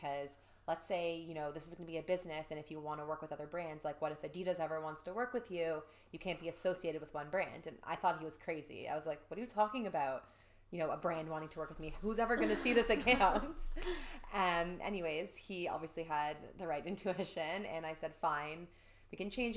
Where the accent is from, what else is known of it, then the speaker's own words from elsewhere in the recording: Toronto, Ontario, Canada; I'm from Toronto